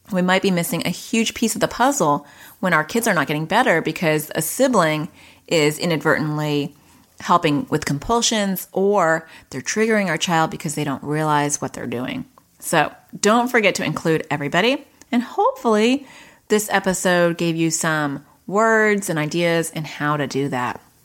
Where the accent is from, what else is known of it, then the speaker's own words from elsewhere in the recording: New York, United States; now in Arizona, United States; I'm from, I was born in New York and I live in Arizona